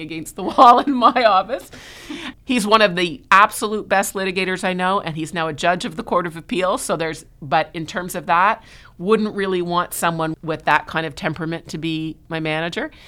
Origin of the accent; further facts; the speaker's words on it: Montreal, Quebec, Canada; now in Toronto, Canada; I'm originally from Montreal, so I moved to Toronto, oh God, I can't believe how long ago it is now, nineteen ninety-one